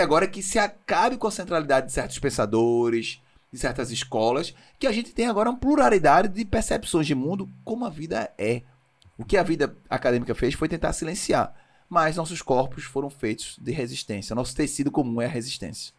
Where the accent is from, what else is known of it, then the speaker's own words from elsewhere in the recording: Brazil; A gente no Brasil